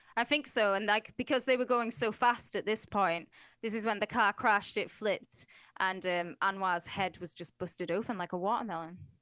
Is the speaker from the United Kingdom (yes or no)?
yes; United Kingdom; I'm British, mate.